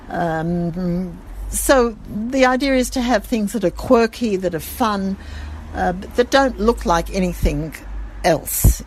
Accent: Sydney, New South Wales, Australia; accent: Australian; moved away as an adult; now in Jerusalem, Israel; I come from Sydney, and there the you know the, the Jewish community is wonderful.

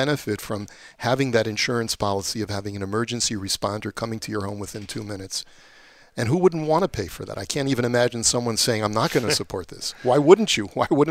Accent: Baltimore, Maryland, United States; now in Toronto, Canada; I remember growing up in Baltimore, that's what we had.

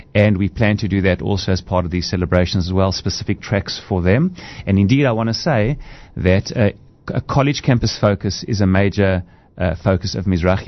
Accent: South Africa; accent: South African; moved away as an adult; also born or lived in Israel; my accent is a South African accent.

